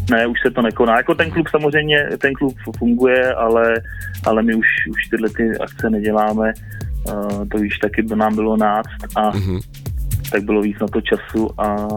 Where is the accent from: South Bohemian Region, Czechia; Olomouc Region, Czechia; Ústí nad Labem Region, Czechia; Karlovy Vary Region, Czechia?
Ústí nad Labem Region, Czechia; Horní Podluží; moved away; also born or lived in Říčany, Czech Republic; z Horního Podluží